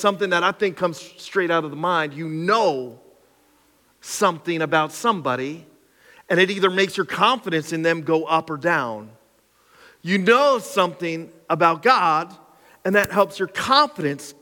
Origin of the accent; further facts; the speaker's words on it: Cressona, Pennsylvania, United States; I grew up in Cressona. I'm like Skook all the way through